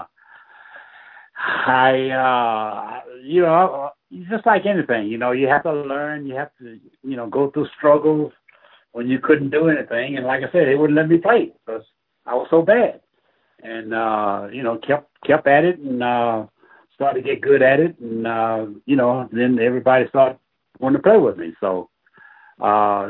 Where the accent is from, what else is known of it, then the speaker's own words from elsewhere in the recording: Tallulah, Louisiana, United States; Born and raised in Tallulah, Louisiana, a little country town in northeast Louisiana